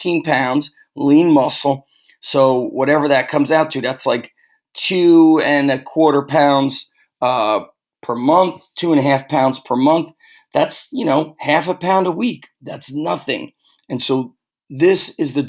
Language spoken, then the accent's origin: English; Manasquan, New Jersey, United States; the Underground Strength Gym in Manasquan, which is my hometown